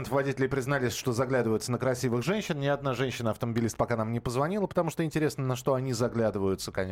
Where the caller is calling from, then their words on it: Krasnoyarsk, Krasnoyarsk Krai, Russia; А, здравствуйте, я из Красноярска.